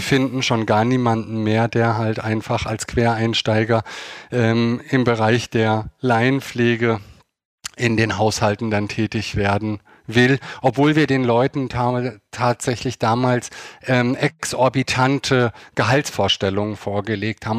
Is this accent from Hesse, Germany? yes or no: yes; Hersfeld-Rotenburg district, Hesse, Germany; also born or lived in Eschwege; now in Hamburg, Germany; geboren bin ich in Eschwege und aufgewachsen in einem sehr, sehr kleinen Dorf im Kreis Hersfeld-Rotenburg